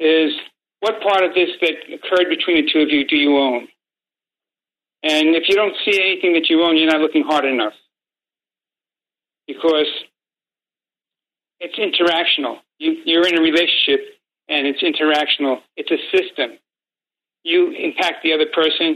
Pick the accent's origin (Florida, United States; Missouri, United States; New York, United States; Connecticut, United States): New York, United States; New York City; I grew up in Brooklyn and mostly Italian neighborhood